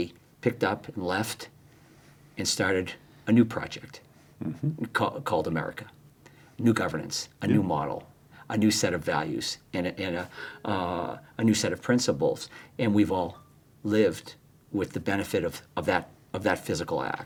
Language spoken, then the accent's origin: English; Boston, Massachusetts, United States; growing up in Boston, large Irish Catholic family, seven kids